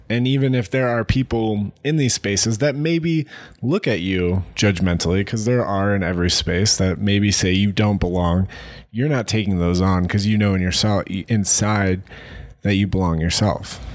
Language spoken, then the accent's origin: English; Ohio, United States; moved away; being from Ohio